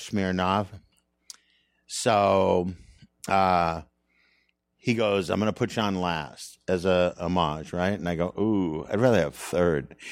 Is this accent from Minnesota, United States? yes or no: yes; Saint Paul, Minnesota, United States; moved away; I'm from Minnesota